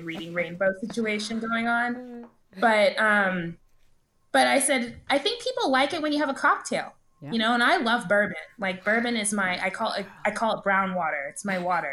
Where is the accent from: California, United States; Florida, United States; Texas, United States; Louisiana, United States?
Texas, United States; Dallas; I grew up in Dallas